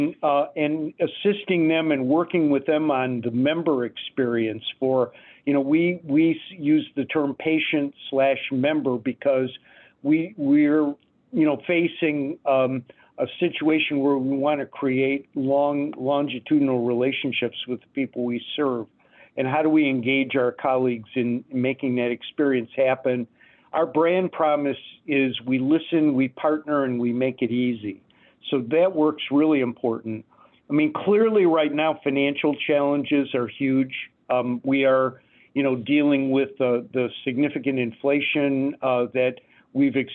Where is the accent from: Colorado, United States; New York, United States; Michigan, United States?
Michigan, United States; Detroit; moved away; also born or lived in Phoenix, Arizona; I grew up in Detroit